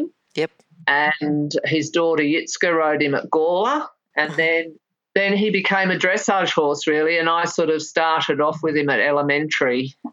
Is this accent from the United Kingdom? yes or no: yes; England, United Kingdom; also born or lived in Melbourne, Victoria, Australia; I was living in England from when I was a small child. I was born in Melbourne, but we went to England when I was 7